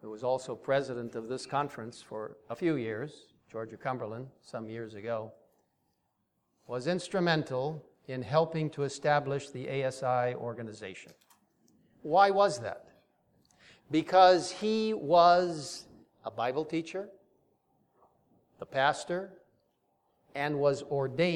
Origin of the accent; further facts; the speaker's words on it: Cairo, Cairo Governorate, Egypt; moved away; I grew up in that region. I grew up in Cairo, Egypt. It's really my home.